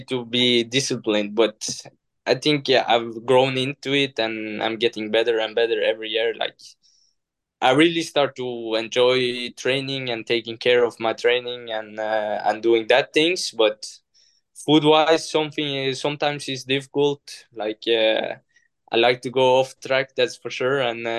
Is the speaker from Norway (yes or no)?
yes; Norway; moved away; coming from Norway, even though it's Europe